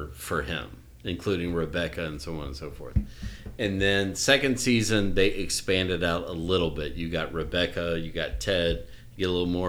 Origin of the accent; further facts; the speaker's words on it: Tennessee, United States; I grew up in Tennessee where the raccoon is the state animal